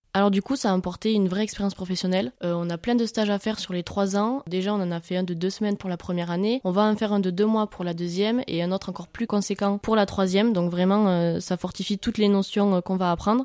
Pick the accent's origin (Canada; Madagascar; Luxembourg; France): France; Hautes-Pyrénées, a small village near Tarbes, Occitania; je suis originaire des Hautes-Pyrénées, plus précisément d'un petit village à côté de Tarbes